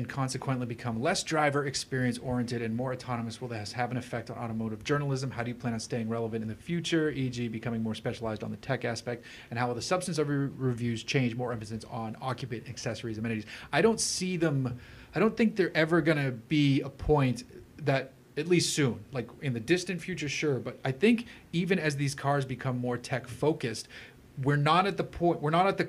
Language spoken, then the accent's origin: English; North Shore, Massachusetts, United States; I'm from the North Shore